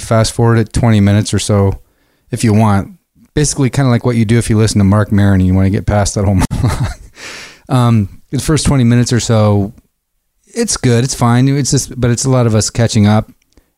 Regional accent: Seattle, Washington, United States; growing up in the Seattle area

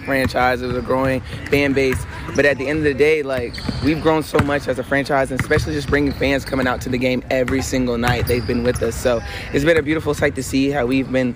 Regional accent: South Carolina, United States; moved away; growing up in South Carolina, we didn't have a WNBA team

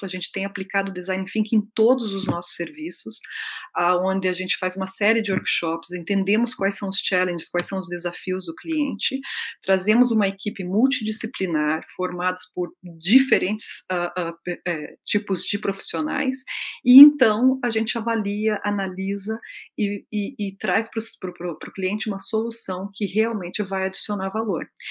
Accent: Brazil; moved away as an adult; also born or lived in Mexico / Peru; eu sou brasileira, que eu estou vindo para cá, que eu estou me adaptando

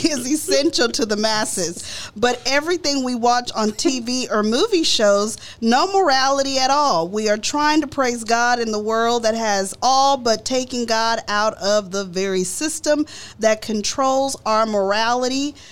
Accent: Dallas, Texas, United States; I grew up in Oak Cliff, Texas

